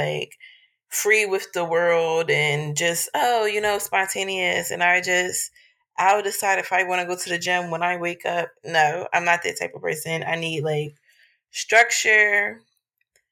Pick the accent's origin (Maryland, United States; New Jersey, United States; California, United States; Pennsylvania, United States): Pennsylvania, United States; Philadelphia; Y'all know I'm from Philly. Actually, I live in the area that the book is set in now.